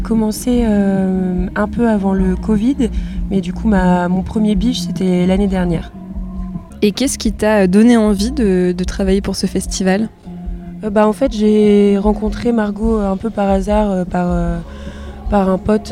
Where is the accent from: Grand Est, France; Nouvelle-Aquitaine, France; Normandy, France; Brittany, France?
Brittany, France; je suis bretonne, donc je travaille surtout en Bretagne